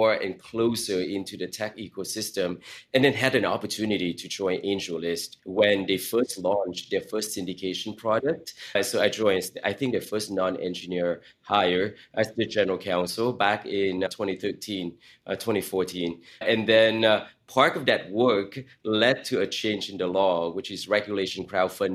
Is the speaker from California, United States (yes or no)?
yes; Silicon Valley, California, United States; as a teenager growing up in Silicon Valley